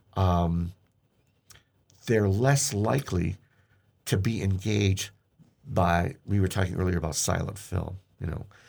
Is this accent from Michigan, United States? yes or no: yes; Hamtramck, Michigan, United States; I grew up in Hamtramck, Michigan, and the neighborhood movie theater was literally two blocks from where I lived